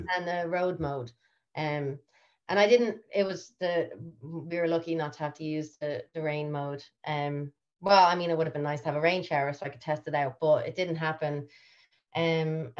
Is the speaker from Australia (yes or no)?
no; Ireland; moved away as an adult; also born or lived in United States; now that I've returned home from America, and I was just in America for 6 years